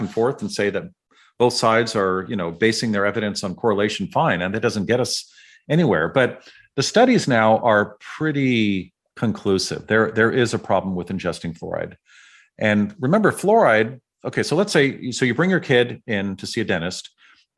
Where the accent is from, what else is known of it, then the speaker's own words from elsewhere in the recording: San Francisco, California, United States; I grew up in San Francisco